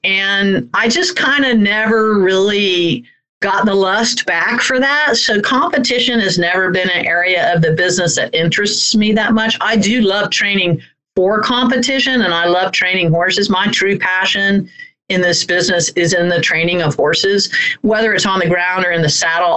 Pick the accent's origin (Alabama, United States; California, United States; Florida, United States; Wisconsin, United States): Florida, United States; Orlando; I grew up in Central Florida, in a uh, right outside of Orlando, Florida